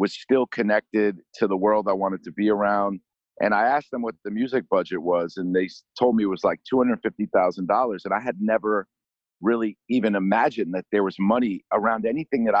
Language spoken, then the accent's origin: English; New York, United States; growing up in New York